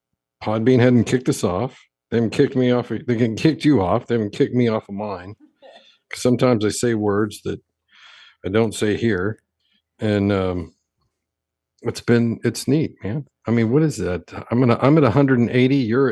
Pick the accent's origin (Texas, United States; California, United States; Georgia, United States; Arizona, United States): Texas, United States; And I'm Texan.